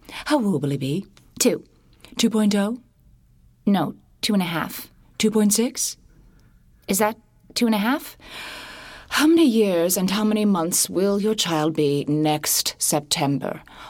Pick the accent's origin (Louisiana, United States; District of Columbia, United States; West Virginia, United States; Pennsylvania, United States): Pennsylvania, United States; Scranton; When I was growing up in Scranton, Pennsylvania, my mother signed me up for the nursery school on the corner and walked me over there the first day.